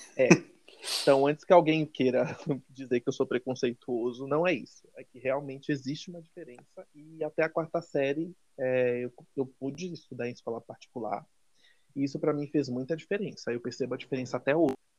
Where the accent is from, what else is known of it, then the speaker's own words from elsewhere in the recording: Salvador, Bahia, Brazil; moved away; also born or lived in São Paulo; eu sou baiano, sou de Salvador